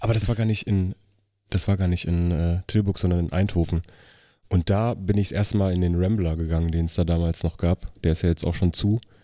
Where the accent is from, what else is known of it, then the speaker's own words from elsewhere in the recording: Riesa, Saxony, Germany; moved away as an adult; also born or lived in Elsterwerda, Brandenburg; Also ich bin im Osten geboren, in äh, Elsterwerda, das ist Brandenburg, bin in Riesa aufgewachsen, das ist Sachsen, also nur ein paar Kilometer weit weg. Und bin 2006 hier rübergezogen